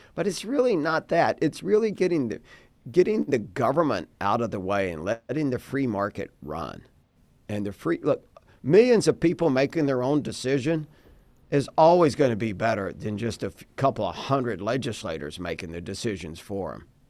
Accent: Dallas, Texas, United States; I'm a fifth generation Texan. I was born and raised in Dallas

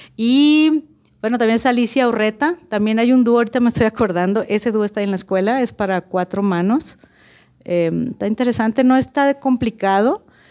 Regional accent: Culiacán, Sinaloa, Mexico; now in Guadalajara, Mexico; Yo soy de Culiacán, Sinaloa, soy culichi

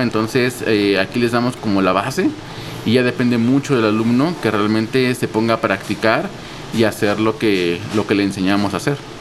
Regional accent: Mexico City, Mexico; Yo soy aquí de la Ciudad de México. Nací en, en Coyoacán y creo que toda la vida lo pues, sigo viviendo en Coyoacán.

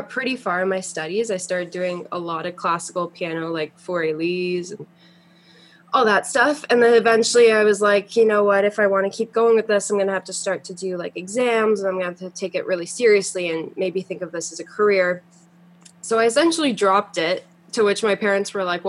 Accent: Toronto, Ontario, Canada; also born or lived in Montreal; I was born in Montreal, and then I moved to Toronto when I was 4, and I've basically been here since

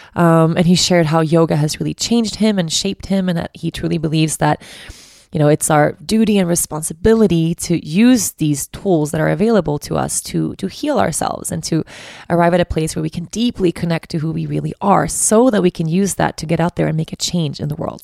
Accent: Stockholm, Stockholm County, Sweden; I'm from Stockholm, so I know the city really well

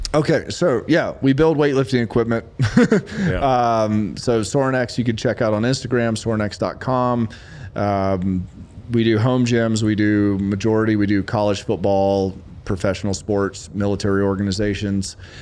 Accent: Lexington, South Carolina, United States; born or raised there

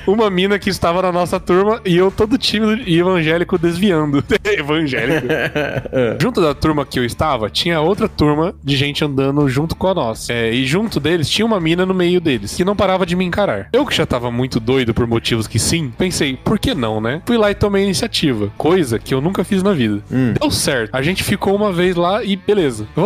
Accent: Votuporanga, São Paulo, Brazil; tenho 23 anos. Porra, faz tempo, hein? e sou da cidade de Votuporanga.

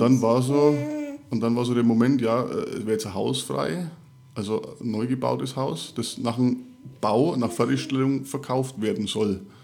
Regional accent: Middle Franconia, Bavaria, Germany; accent: Franconian; now in Upper Palatinate, Germany; ich komme gebürtig äh, nicht aus Erfurt, auch nicht aus der Oberpfalz, sondern aus äh, Mittelfranken

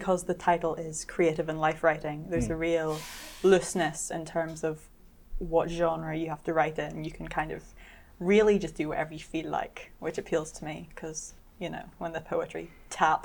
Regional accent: Belfast, Northern Ireland, United Kingdom; now in London, United Kingdom; I'm originally from Belfast in Northern Ireland.

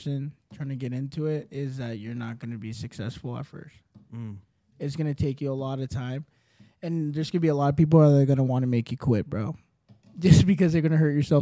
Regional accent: Lake Stevens, Washington, United States; also born or lived in Colombia; now in Seattle, United States; I grew up in Lake Stevens.

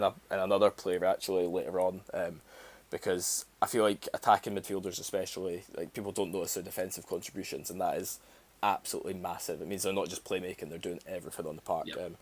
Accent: Scotland, United Kingdom; as a Scot

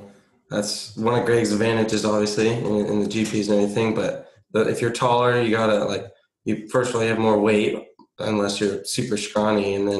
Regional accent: South Orange County, California, United States; also born or lived in Long Beach / Mission Viejo / Yucaipa; South Orange County area. I mean, I've moved around from Long Beach to Mission Viejo. That's basically it. So I lived in Yucaipa when I was little with my mom. Then I moved in with my dad. So now I've been staying in Mission Viejo.

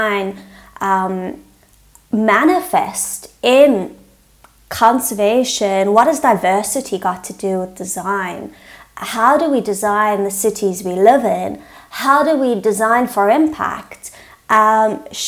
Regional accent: South Africa; I'm South African, so I might speak English, but it's a very different English to, you know, an American or a British

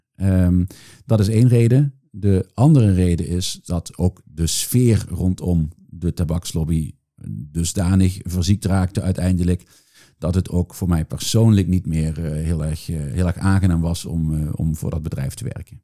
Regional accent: Netherlands; now in Brussels, Belgium; ik ben Nederlander, maar ik loop hier rond voor een Amerikaans bedrijf.

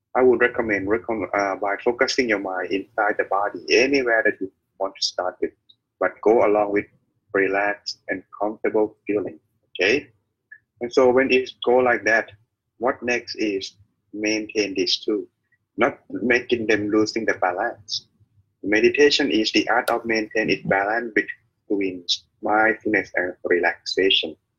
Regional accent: Thailand; I am the monk from Thailand

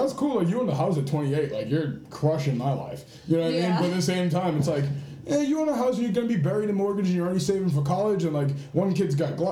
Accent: Massachusetts, United States; I'm from Massachusetts

